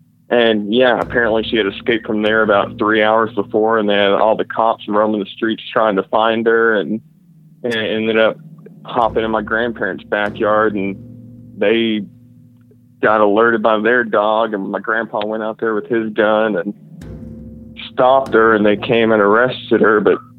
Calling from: Fort Worth, Texas, United States; calling from Fort Worth, Texas.

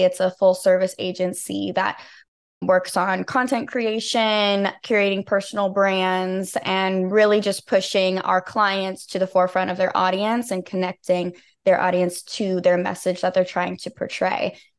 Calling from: Dixon, California, United States; I am joining you from Northern California, small town in Dixon.

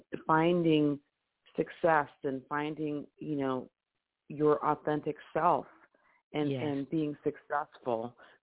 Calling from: Detroit, Michigan, United States; So I'm calling from Detroit.

